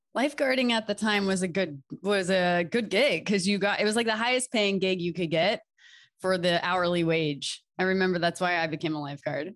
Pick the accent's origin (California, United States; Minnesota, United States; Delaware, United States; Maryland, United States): Delaware, United States; moved away; I'm from Delaware